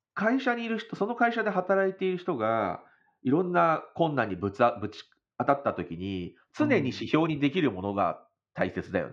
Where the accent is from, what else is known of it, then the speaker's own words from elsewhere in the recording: Japan; now in Connecticut, United States; 日本から来た、日本で生まれた